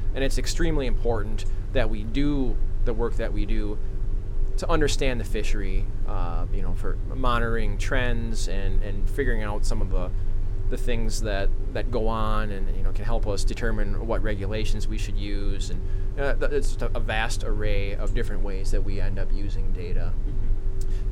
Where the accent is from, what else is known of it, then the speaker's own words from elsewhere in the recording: Becker, Minnesota, United States; I'm from a town called Becker, Minnesota. Uh, it's down in central Minnesota